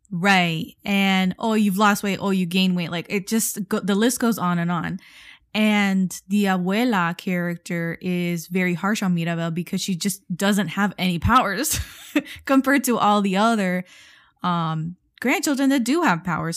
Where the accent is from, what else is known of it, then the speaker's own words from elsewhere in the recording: Miami, Florida, United States; we come from Miami, we come from the South Florida